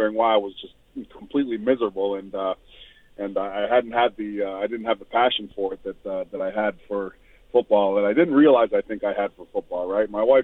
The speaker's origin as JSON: {"language": "English", "town": "Mississauga", "region": "Ontario", "country": "Canada", "tie": "born or raised there", "also_born_or_lived": "Auckland, New Zealand / Michigan", "said": "my dad moved us to Canada when I was 8 or 9, and then I was raised in Mississauga, Ontario, in the greater Toronto area."}